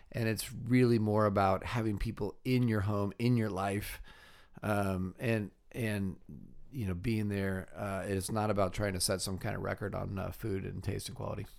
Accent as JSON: {"language": "English", "region": "California", "country": "United States", "tie": "born or raised there", "also_born_or_lived": "Wheaton, Illinois", "moved": "as an adult", "said": "I grew up in California"}